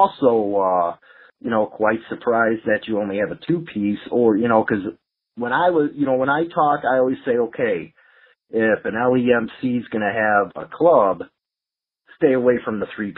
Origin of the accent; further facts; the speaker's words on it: Chicago, Illinois, United States; my hometown of Chicago